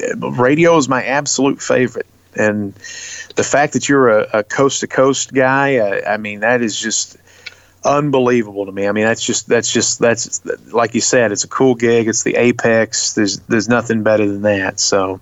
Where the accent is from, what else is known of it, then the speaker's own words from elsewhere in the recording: Baltimore, Maryland, United States; now in Tennessee, United States; me and Luke, he's from Chicago, I'm from Baltimore, we're both in Tennessee